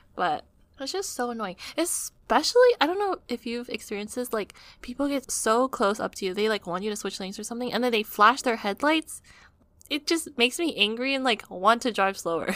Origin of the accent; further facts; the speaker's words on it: United States; being an American